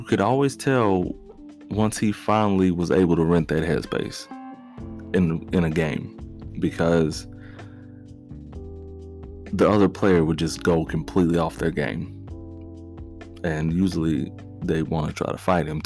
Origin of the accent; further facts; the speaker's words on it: United States; people here born and raised in the United States, which, believe it or not, we are privileged to be born in the United States